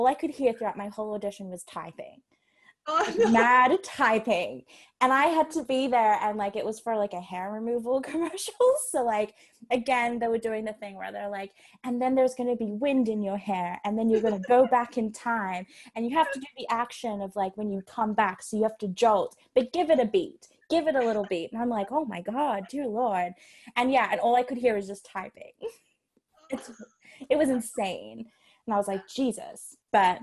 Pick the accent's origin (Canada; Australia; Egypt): Australia; Sydney, New South Wales; moved away; I'm from Sydney